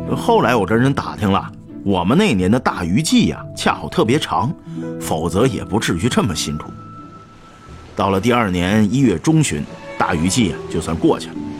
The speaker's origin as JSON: {"language": "Chinese", "town": "Shenyang", "region": "Liaoning", "country": "China", "tie": "born or raised there", "said": "我是东北人。呃，从小，这，这，沈阳长大的，没有海呀"}